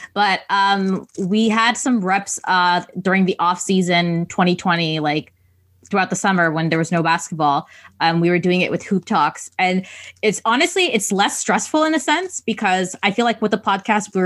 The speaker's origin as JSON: {"language": "English", "town": "Toronto", "region": "Ontario", "country": "Canada", "said": "I'm from Toronto"}